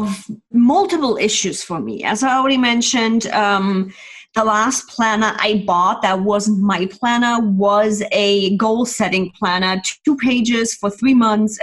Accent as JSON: {"language": "English", "country": "Germany", "tie": "born or raised there", "moved": "as an adult", "lives_now": "California, United States", "said": "originally born and raised in Germany, then immigrated to the States, and I'm now living in the sunny California"}